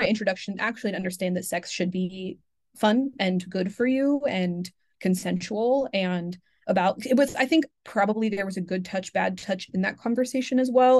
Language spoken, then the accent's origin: English; Pacific Northwest, United States; I'm from the Pacific Northwest